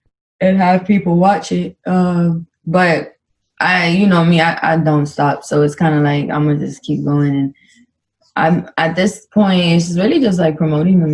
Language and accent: English; Dominican Republic; I'm Dominican and like get to represent my Dominicans